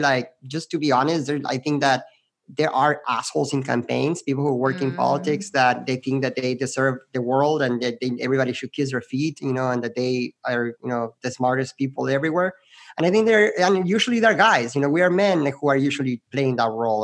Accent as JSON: {"language": "English", "region": "Querétaro", "country": "Mexico", "moved": "yes", "lives_now": "Arizona, United States", "said": "I'm originally from Mexico, um, and I lived in this city called Querétaro, which is about two hours"}